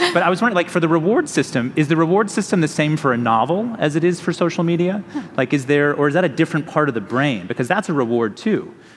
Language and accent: English; United States; which I think a lot about as an American